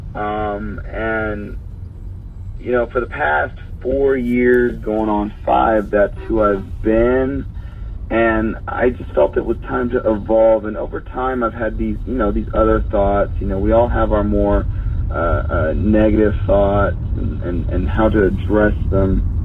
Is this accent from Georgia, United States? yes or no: yes; Douglasville, Georgia, United States; in Douglasville, Georgia, my hometown